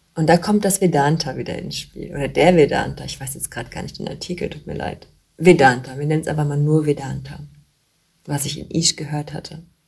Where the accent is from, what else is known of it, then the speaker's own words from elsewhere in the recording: Bavaria, Germany; bei uns in Bayern